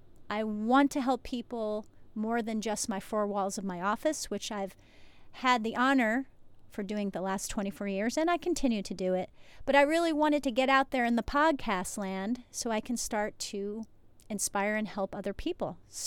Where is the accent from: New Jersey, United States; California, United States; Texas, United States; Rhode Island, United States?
New Jersey, United States; because I've lived a lot of different places, I'm from New Jersey originally